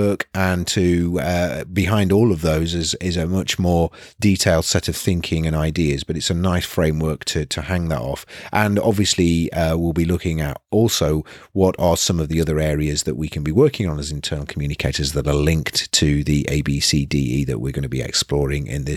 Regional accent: Nottingham, East Midlands, United Kingdom; moved away as an adult; now in North East England, United Kingdom; I was born and bred in Nottingham and then came to university in the Northeast.

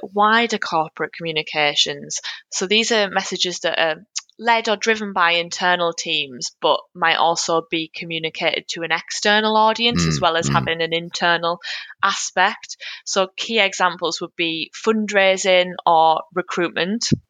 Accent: North East England, United Kingdom; accent: northeastern; now in Newcastle, United Kingdom; I'm currently in Newcastle, if you couldn't tell from my northeastern accent

